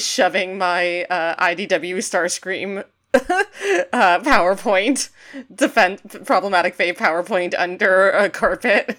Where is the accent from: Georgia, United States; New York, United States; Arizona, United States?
New York, United States; I'm a New Yorker